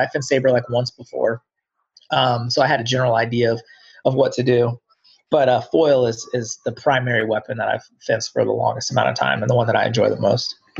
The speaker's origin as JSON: {"language": "English", "town": "Englewood", "region": "Ohio", "country": "United States", "tie": "born or raised there", "also_born_or_lived": "Dayton, Ohio", "moved": "as an adult", "said": "At the age of eight, I moved to a place called Englewood"}